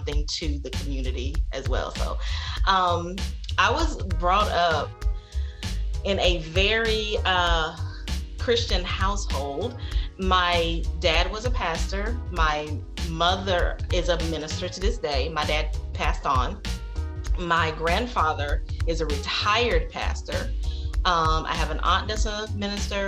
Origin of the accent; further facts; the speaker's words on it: Sanford, North Carolina, United States; moved away; I was born and raised in Sanford, North Carolina. And that is actually where I live now.